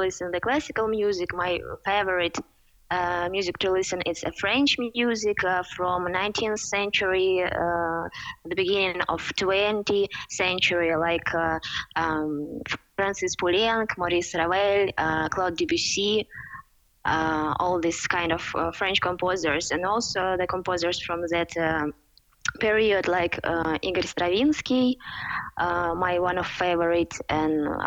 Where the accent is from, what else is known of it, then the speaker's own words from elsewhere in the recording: Odesa, Odesa Oblast, Ukraine; English is a second language; I'm from Ukraine